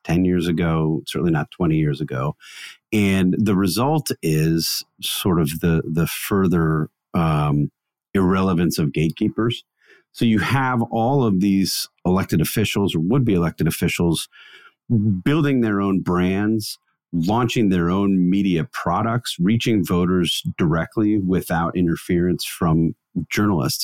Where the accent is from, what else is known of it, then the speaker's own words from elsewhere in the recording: Wisconsin, United States; Christmas tradition that we used to do growing up in Wisconsin